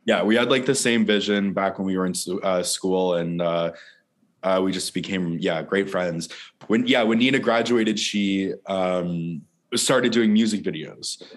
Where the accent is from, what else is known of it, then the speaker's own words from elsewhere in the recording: St. Bernard's, Newfoundland and Labrador, Canada; now in Toronto, Canada; yeah, I grew up in this small, small little town uh, in Newfoundland. It was called St. Bernard's.